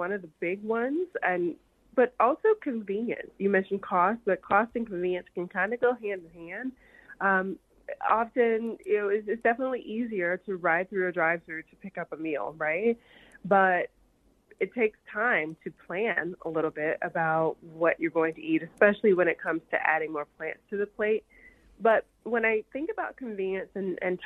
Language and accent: English; the South, United States; moved away; I'm from the South and my family, typically we eat, every time I go home, I always have collard greens